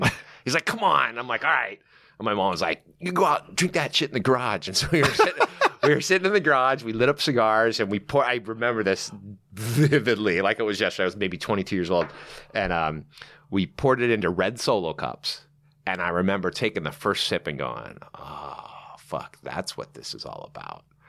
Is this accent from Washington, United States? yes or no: no; Newport Beach, California, United States; I grew up in, um, uh, a little town called Newport Beach